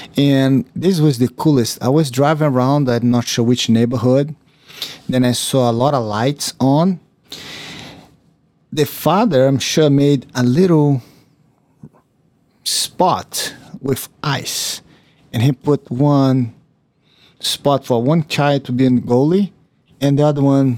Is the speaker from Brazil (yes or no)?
yes; Brazil; growing up in Brazil, we don't have snow.